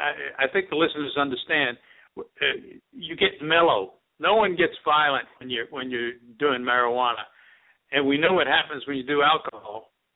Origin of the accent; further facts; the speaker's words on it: New York, United States; I come from New York, and I come from the ethnicities of New York. This is an old Italian family.